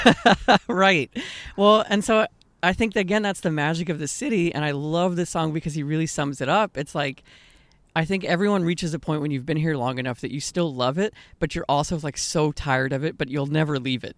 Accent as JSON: {"language": "English", "town": "Austin", "region": "Texas", "country": "United States", "tie": "born or raised there", "moved": "yes", "said": "growing up in Austin"}